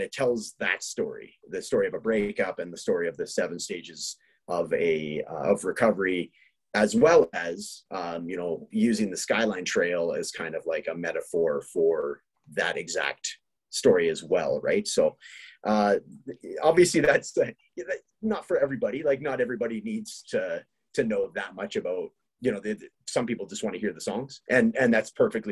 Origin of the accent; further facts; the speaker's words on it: British Columbia, Canada; now in Edmonton, Canada; we're both from British Columbia, which is the neighboring province to Alberta